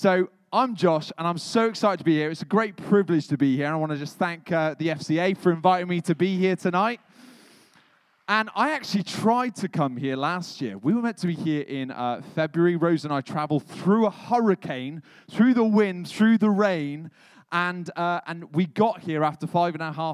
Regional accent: England, United Kingdom; moved away as an adult; now in Raleigh, United States; I am from England, and I've made it here to America

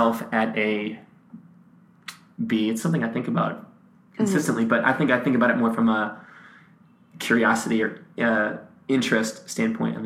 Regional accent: Massachusetts, United States; moved away; also born or lived in Nashville; I grew up in Massachusetts

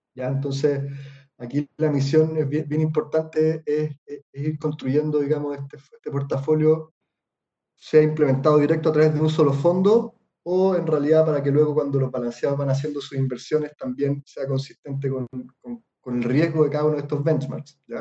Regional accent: Chile; nosotros como inversionistas chilenos

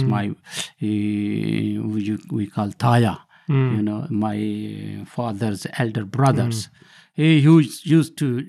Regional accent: Sargodha, Punjab, Pakistan; moved away as an adult; now in United Kingdom; So I was born in Pakistan in district Sargodha.

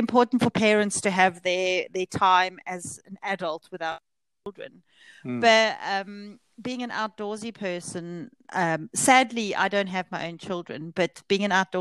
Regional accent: South Africa; moved away; I grew up in South Africa, sort of at the tail end of the apartheid days.

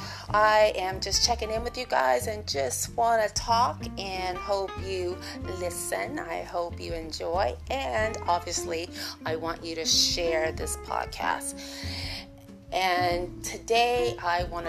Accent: United States; I'm an American

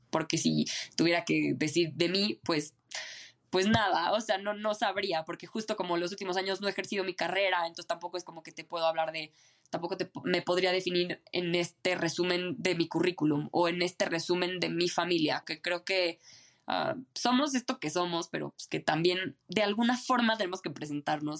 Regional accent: Mexico City, Mexico; moved away as an adult; nací en Ciudad de México, viví toda mi vida aquí en Ciudad de México

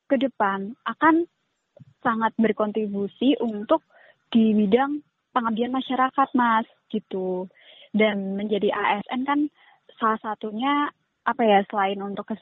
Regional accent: Boyolali, Central Java, Indonesia; di Boyolali apalagi untuk daerahku sendiri

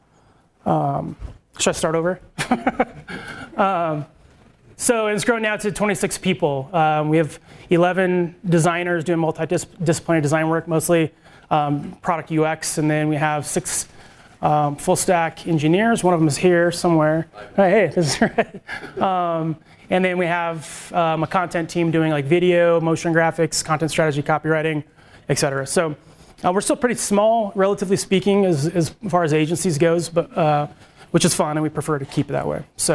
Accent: Salt Lake City, Utah, United States; moved away; I am from Salt Lake originally

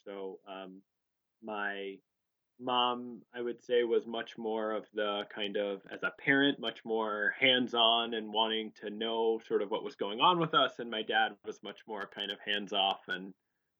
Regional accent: Cheltenham, Pennsylvania, United States; also born or lived in North Jersey, New Jersey; We moved from New York to a town called Cheltenham outside of Philadelphia, which is really where I grew up, as I think of it, from the time I was in sixth grade on.

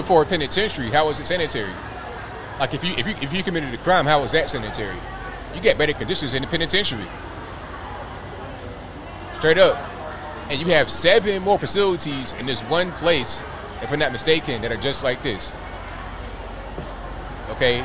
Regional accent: Virginia Beach, Virginia, United States; also born or lived in Charleston, West Virginia; I was raised in the Virginia Beach, Norfolk, Chesapeake, Portsmouth area.

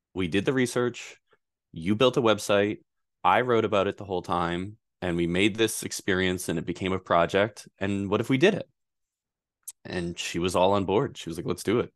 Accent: Pawtucket, Rhode Island, United States; I grew up in Pawtucket, Rhode Island

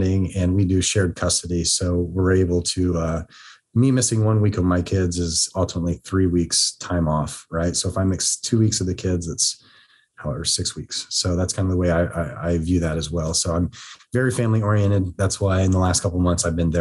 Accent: Ohio, United States; moved away as an adult; also born or lived in Washington State; now in Washington, United States; I grew up in Ohio

